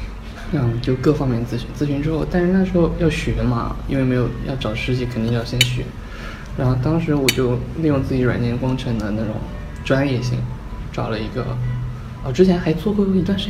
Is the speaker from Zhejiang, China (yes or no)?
no; Chengdu, Sichuan, China; 成都人。